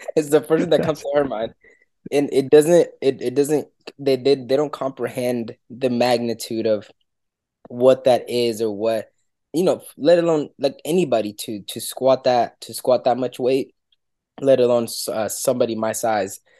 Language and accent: English; Dominican Republic; moved away; I'm, I'm from Dominican Republic